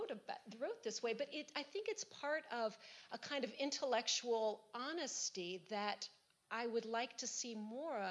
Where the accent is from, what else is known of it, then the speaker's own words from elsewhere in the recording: United States; as an American